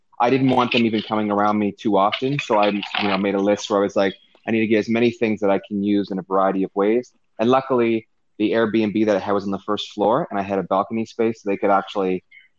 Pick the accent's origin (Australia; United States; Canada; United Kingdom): Canada; also born or lived in Hong Kong; I'm gonna be living in my home country, home province